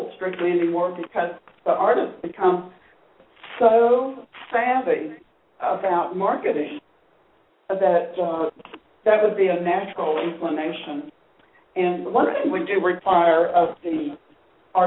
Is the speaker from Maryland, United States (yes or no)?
no; South Florida, United States; also born or lived in Atlanta; now in Winter Park, United States; I'm from South Florida